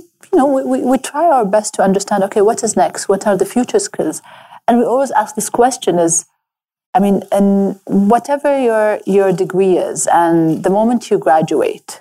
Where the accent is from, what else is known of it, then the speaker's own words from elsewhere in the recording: Abu Dhabi, United Arab Emirates; I grew up in Abu Dhabi